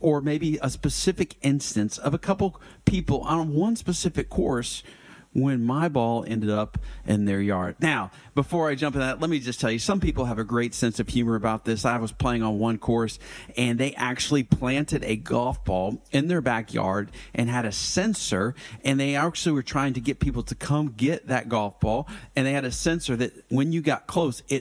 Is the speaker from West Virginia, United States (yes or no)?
no; Atlanta, Georgia, United States; growing up in Atlanta in the Gwinnett County area